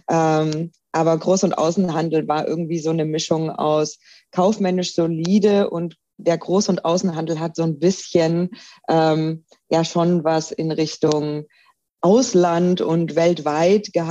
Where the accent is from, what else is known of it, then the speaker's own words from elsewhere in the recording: Baden-Württemberg, Germany; also ich komme ursprünglich aus der Nähe von Stuttgart, bin also äh, ein richtiger Schwabe und wie man das so macht bei uns Schwaben